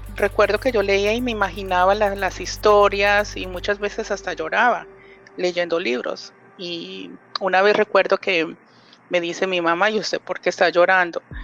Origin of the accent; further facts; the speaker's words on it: Colombia; yo soy colombiana